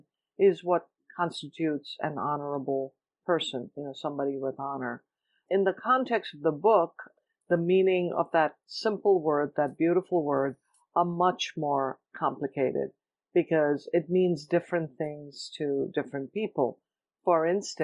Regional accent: Mumbai, Maharashtra, India; moved away as an adult; now in Cleveland, United States; I was born and raised in Bombay, India. I came to the U.S. when I was 21 to go to grad school to study journalism

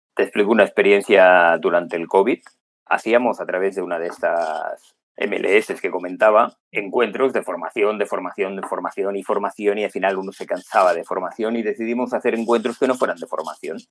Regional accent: Málaga, Andalusia, Spain; moved away; estoy yo aquí en la otra punta del mundo, aunque soy de Málaga

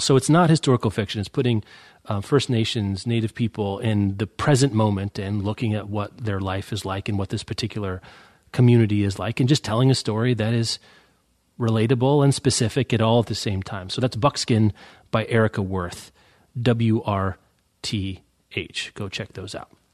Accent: Lawrence, Kansas, United States; my hometown, Lawrence

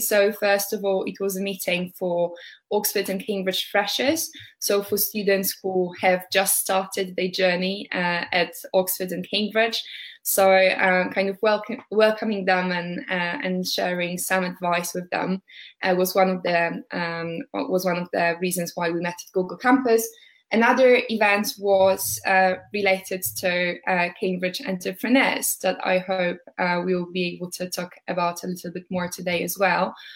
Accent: Warsaw, Masovian Voivodeship, Poland; moved away as an adult; now in United Kingdom; I'm originally from Warsaw, but living in the UK for almost five years at the moment.

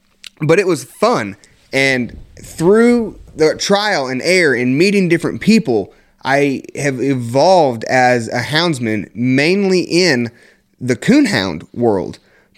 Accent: Indiana, United States; also born or lived in North Carolina; I grew up born in North Carolina, raised here in Indiana

